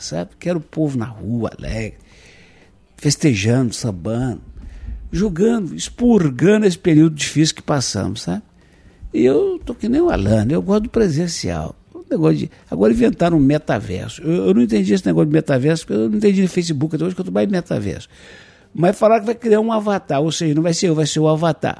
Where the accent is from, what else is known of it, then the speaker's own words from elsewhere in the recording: São José da Lapa, Minas Gerais, Brazil; also born or lived in Ribeirão das Neves / Pedro Leopoldo; estão intimamente ligadas à minha infância: Ribeirão das Neves e Pedro Leopoldo. Entre as duas está Inácio de Carvalho, onde nasci